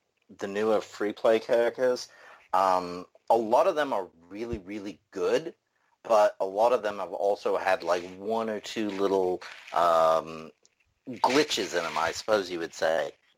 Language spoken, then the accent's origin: English; Manchester, North West England, United Kingdom; accent: messed up Manchester and Tennessee accent; also born or lived in Tennessee, United States; Manchester and Tennessee. So, very messed up accent, if that's why you're asking.